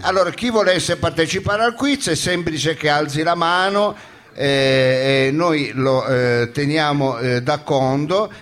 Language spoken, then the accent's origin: Italian; Foggia, Apulia, Italy; io sono di Foggia